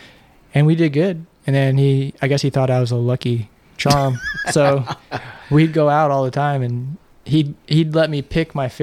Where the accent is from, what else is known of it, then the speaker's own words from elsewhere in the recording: Santa Cruz, California, United States; I grew up in Santa Cruz